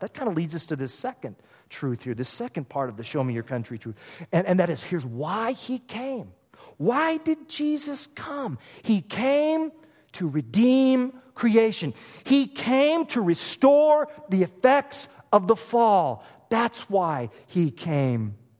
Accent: Oklahoma, United States; moved away; I'm from Oklahoma. We like chili down there

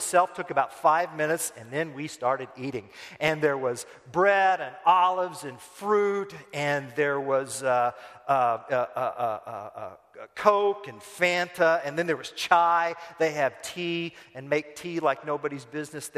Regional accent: United States; now in Turkey; I'm American.

